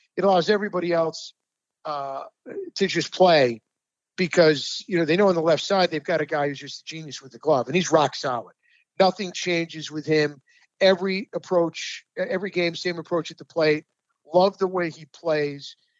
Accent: Rochester, New York, United States; my hometown team, uh, the Rochester Red Wings

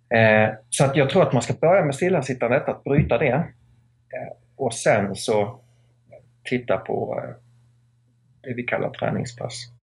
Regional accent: Skåne, Sweden; also born or lived in United States; now in Täby, Sweden; jag kommer från Skåne ursprungligen men bor i, i Täby utanför Stockholm

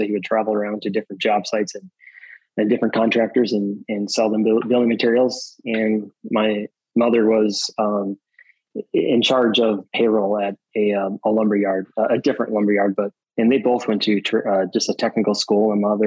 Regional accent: Wisconsin, United States; I grew up in Wisconsin.

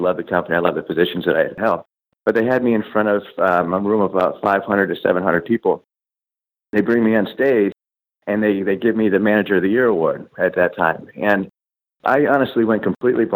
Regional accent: Cleveland, Ohio, United States; I grew up in Cleveland

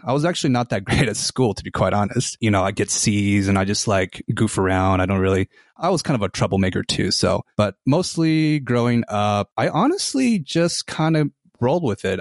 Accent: Salt Lake City, Utah, United States; I was born here in Salt Lake City and identify as an Asian American male

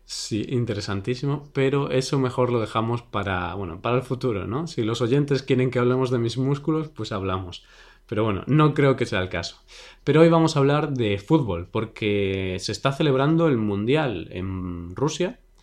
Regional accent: Vigo, Galicia, Spain; el equipo de mi ciudad

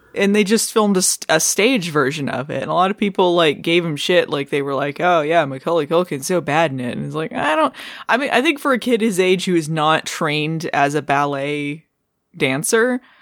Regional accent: Arizona, United States; I, I grew up in Arizona

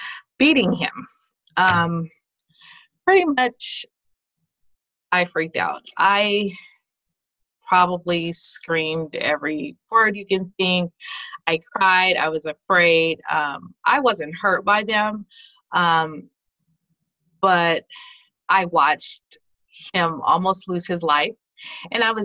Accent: California, United States; also born or lived in Denver, Colorado; now in Watertown, United States; I was originally from California.

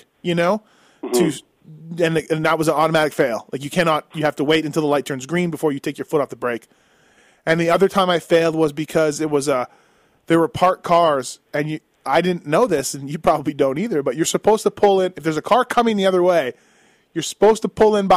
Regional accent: Winnipeg, Manitoba, Canada; born or raised there

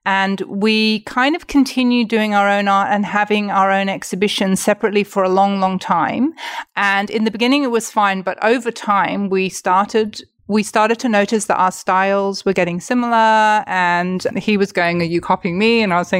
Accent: England, United Kingdom; So I am Catholic and Mark is Jewish. I'm from England.

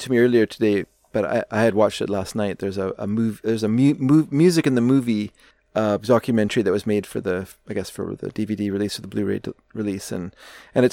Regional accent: Canada; me as a Canadian

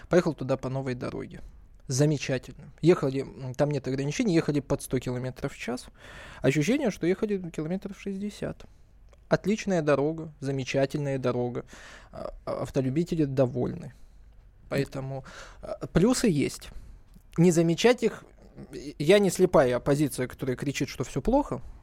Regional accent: Blagoveshchenka, Kabardino-Balkaria, Russia; мое родное село.

